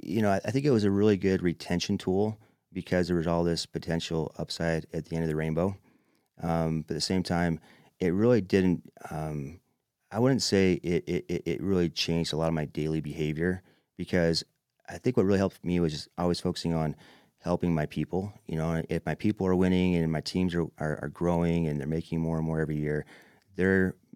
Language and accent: English; Manti, Utah, United States; I'm a kid from Manti